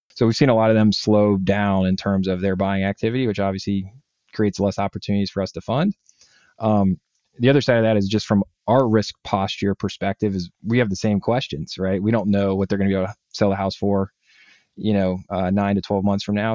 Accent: Northeast Ohio, United States; I grew up in Northeast Ohio

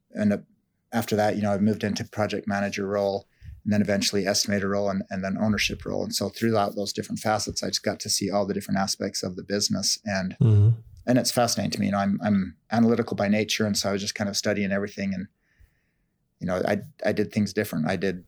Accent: Salt Lake City, Utah, United States; I grew up in Salt Lake City in northern Utah, and it's what most people know of when they think of Utah is like the ski and the snow.

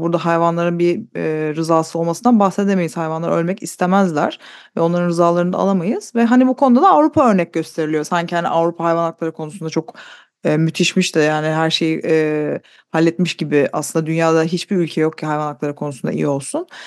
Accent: Istanbul, Turkey; moved away as an adult; now in United Kingdom; İstanbul'dan Türkiye'den geldiğimi söyleyince

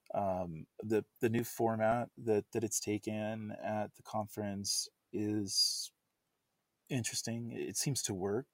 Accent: United States; as an English-speaking American

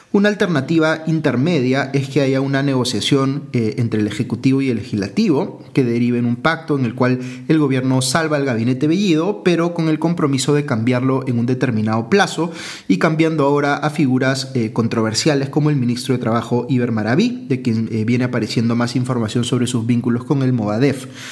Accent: Peru

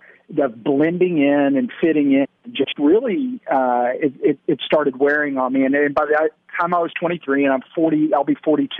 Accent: Dallas, Texas, United States; also born or lived in Alabama; I grew up here in Dallas, went to a Christian school, led chapel even, right. And then went off to school in Alabama. I went to Auburn

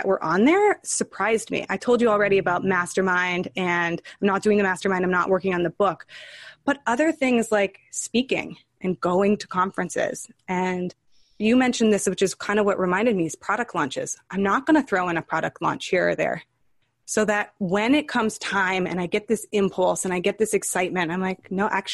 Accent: California, United States; now in New York City, United States; I spent a lot of my life in California, but I'm based in New York City.

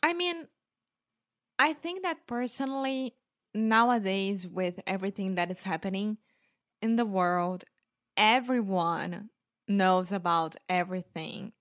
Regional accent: Brazil; English is a second language; now in Porto, Portugal; I grew up in Brazil

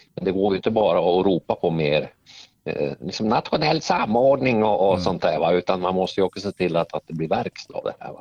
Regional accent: Norrsundet, Gävleborg County, Sweden; moved away; jag jobbade på fabriken hemma i Norrsundet

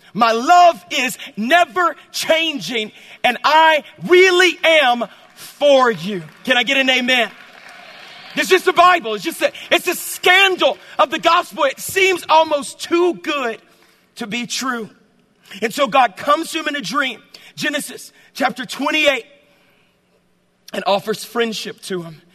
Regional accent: the South, United States; I'm from the South

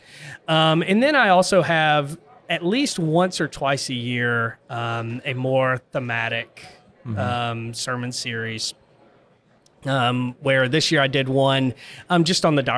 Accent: Gulfport, Mississippi, United States; now in Barstow, United States; 7 years old at a vacation Bible school, my pastor at Michael Memorial Baptist Church in Gulfport, Mississippi, shared the gospel

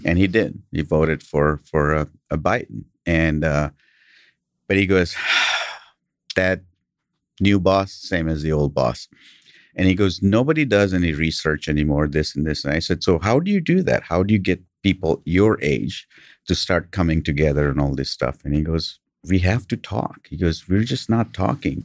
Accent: Kenya; English is a second language; now in United States; I grew up in Kenya

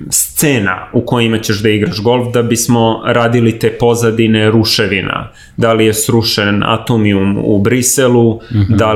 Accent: Belgrade, Serbia; Ja sam odrastao na Novom Beogradu

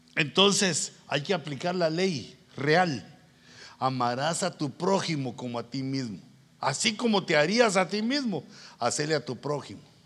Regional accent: Guatemala; moved away; yo vengo de Guatemala

